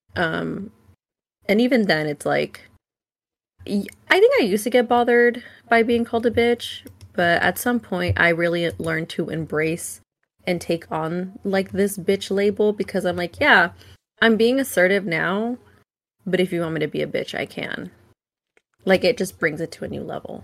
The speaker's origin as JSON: {"language": "English", "town": "Vacaville", "region": "California", "country": "United States", "tie": "born or raised there", "said": "I grew up in Vacaville"}